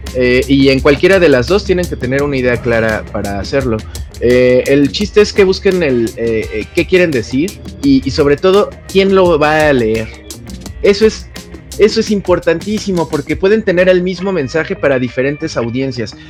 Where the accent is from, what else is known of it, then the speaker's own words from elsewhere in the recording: Mexico; soy un reportero de México